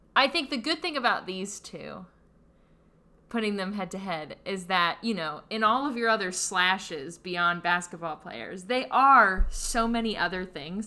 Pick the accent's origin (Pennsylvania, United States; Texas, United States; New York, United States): Pennsylvania, United States; Pittsburgh; I'm from Pittsburgh